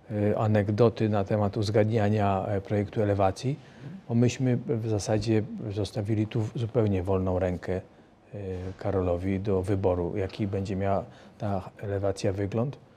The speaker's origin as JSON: {"language": "Polish", "region": "Greater Poland", "country": "Poland", "said": "jesteśmy z Wielkopolski, rodziny też są z Wielkopolski."}